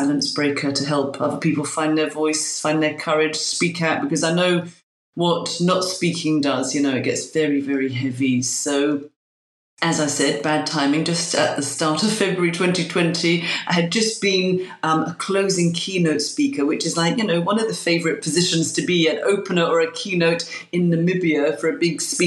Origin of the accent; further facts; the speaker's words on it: London, United Kingdom; now in Glasgow, United Kingdom; I'm a Londoner living in Glasgow